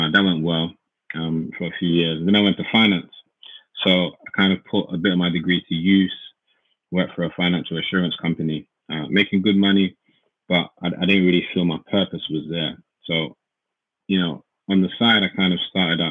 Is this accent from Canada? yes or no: no; London, United Kingdom; we grew up in Hackney, East London.